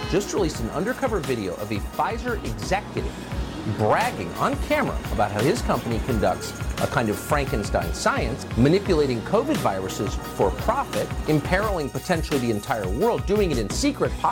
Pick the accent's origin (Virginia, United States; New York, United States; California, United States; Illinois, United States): New York, United States; I'm a New Yorker. That's what we do.